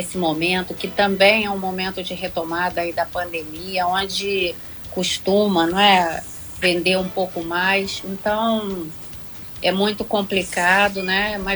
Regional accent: Angra dos Reis, Rio de Janeiro, Brazil; e nós que somos de Angra, que já passamos por

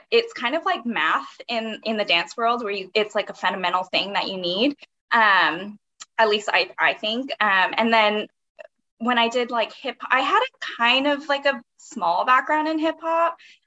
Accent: Honolulu, Hawaii, United States; moved away as an adult; also born or lived in Oregon; I'm originally from Honolulu, Hawaii, born and raised

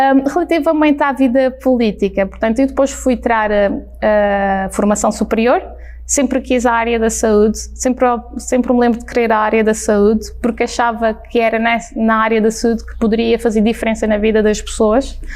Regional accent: Madeira, Portugal; born or raised there

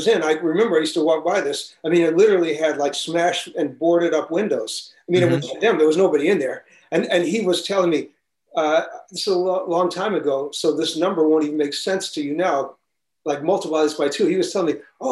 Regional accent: New York City, New York, United States; also born or lived in Manhattan; I was born in Manhattan, but I grew up in Brooklyn.

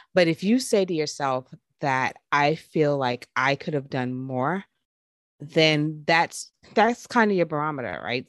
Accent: New York, United States; me growing up in New York

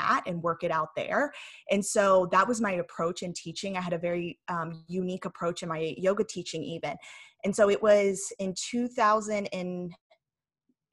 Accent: Tennessee, United States; moved away as an adult; also born or lived in California; now in Huntington Beach, United States; grew up in Tennessee

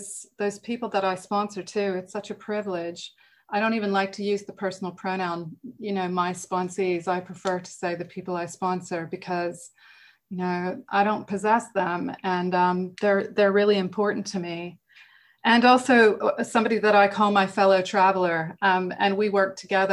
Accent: United States; moved away as an adult; now in England, United Kingdom; I'm American, and I grew up in America, but I've lived in England longer than I lived in America now

